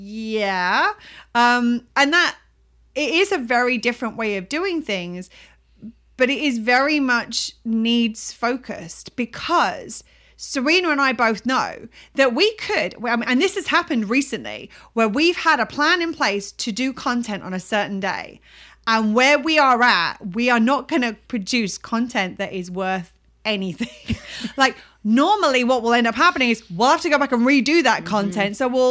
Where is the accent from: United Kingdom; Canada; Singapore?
United Kingdom; my American friends think I'm so British, and I hear myself when speaking to my British people